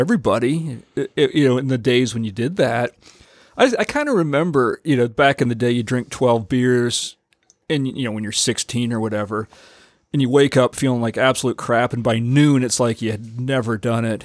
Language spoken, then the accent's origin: English; United States; also born or lived in Rio de Janeiro, Brazil; as an American, you know, I, I think, you know, my Canadian roots